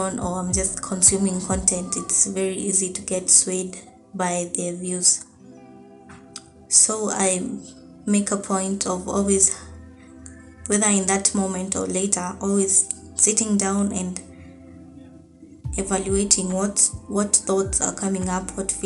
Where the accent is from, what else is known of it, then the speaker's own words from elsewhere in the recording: Nairobi, Kenya; I'm from Nairobi, Kenya